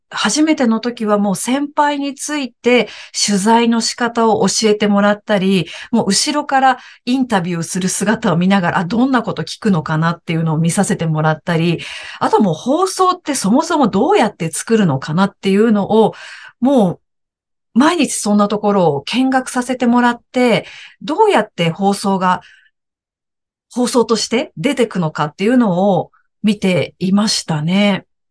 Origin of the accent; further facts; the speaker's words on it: Aichi, Japan; moved away as an adult; also born or lived in Tokyo; now in Nagoya, Japan; 私の地元に近い、名古屋に近いところに住みたいな